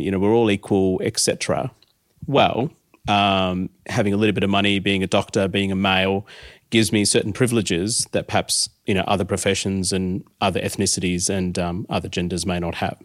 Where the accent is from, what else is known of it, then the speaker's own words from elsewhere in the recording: Adelaide, South Australia, Australia; I grew up in Adelaide.